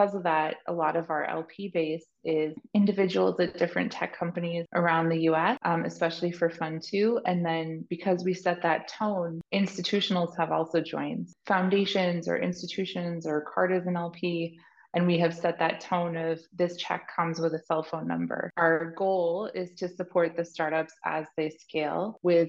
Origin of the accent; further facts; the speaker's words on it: New England, United States; We're from New England